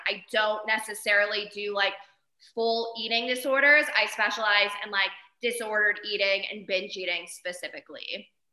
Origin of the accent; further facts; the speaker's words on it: Arizona, United States; moved away as an adult; also born or lived in San Diego; now in Jackson, United States; I'm originally from Arizona, did undergrad and grad in San Diego.